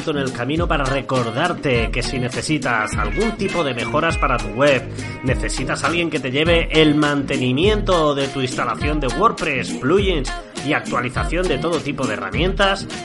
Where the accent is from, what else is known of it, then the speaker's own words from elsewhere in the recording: Jaén, Andalusia, Spain; accent: Madrid; now in Madrid, Spain; yo tengo muy, muy mucho acento madrileño, pero en realidad soy andaluz, soy de Jaén. Pasa que llevo, ah. llevo tantos ah. años aquí